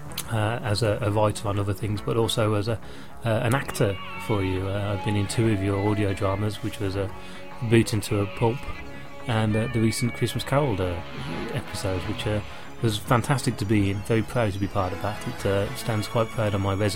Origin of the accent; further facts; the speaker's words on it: England, United Kingdom; being English